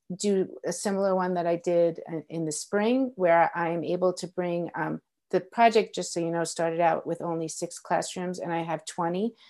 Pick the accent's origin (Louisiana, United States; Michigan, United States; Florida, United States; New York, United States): New York, United States; moved away as an adult; now in Colorado, United States; I grew up in New York, and so I worked in New York City